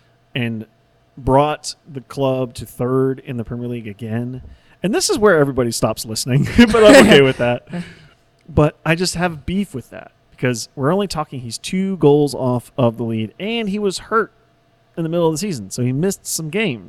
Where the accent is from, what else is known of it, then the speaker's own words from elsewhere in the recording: Raleigh, North Carolina, United States; I'm born and raised in Raleigh, and I've seen Raleigh grow from a boring fucking city